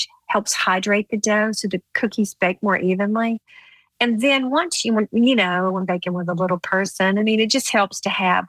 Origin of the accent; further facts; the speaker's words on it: the South, United States; growing up in the South